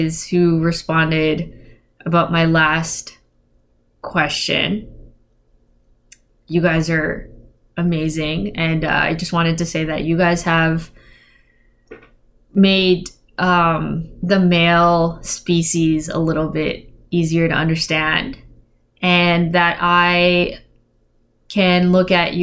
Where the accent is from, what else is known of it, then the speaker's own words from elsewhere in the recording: Philippines; I'm Filipino